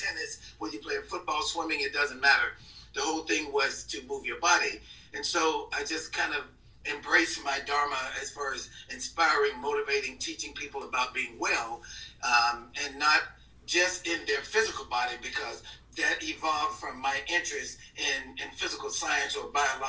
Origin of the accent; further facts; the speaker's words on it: Mississippi, United States; I was born and raised in Mississippi